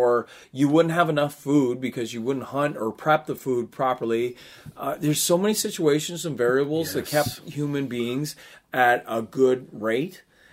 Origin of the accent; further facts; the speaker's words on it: Canada; this is my country and I'm Canadian